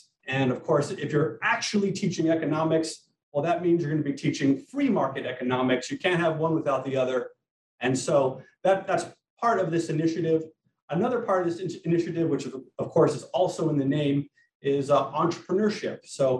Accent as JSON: {"language": "English", "region": "Hawaii", "country": "United States", "tie": "born or raised there", "also_born_or_lived": "Japan / London, United Kingdom / Oxford, United Kingdom", "moved": "as an adult", "said": "I was born and raised here in Hawaii"}